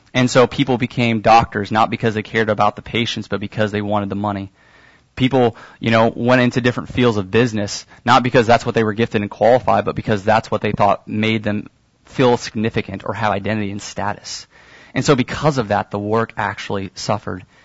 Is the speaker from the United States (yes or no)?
yes; Kansas City, United States; I'm from Kansas City, and so my parents have a garden